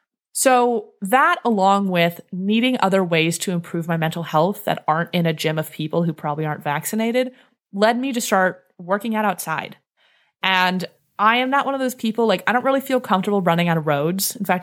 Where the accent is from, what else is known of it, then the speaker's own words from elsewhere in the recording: Northeast, United States; fear of ticks because I grew up in the Northeast